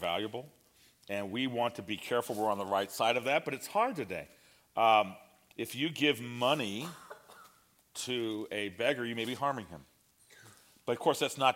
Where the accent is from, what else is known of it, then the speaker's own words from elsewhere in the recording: United States; I'm an American